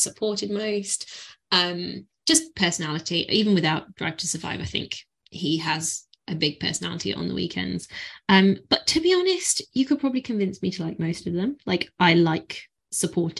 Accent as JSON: {"language": "English", "country": "United Kingdom", "said": "I feel the same being British"}